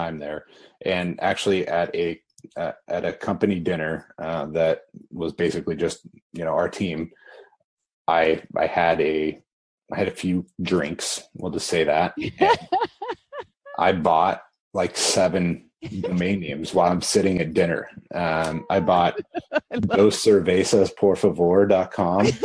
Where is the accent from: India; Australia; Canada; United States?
United States; Kansas; So I grew up in Kansas. I grew up on a farm